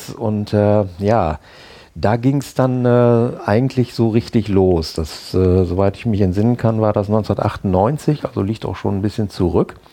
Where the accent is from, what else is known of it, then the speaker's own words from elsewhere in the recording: Bad Bentheim, Lower Saxony, Germany; ich äh, komme aus Bad Bentheim, bin dort geboren, aufgewachsen und äh, zur Schule gegangen und eigentlich äh, groß weg von Bentham nie gewesen, bis auf mal eine kurze Zeit äh, in Oldenburg berufsmäßig.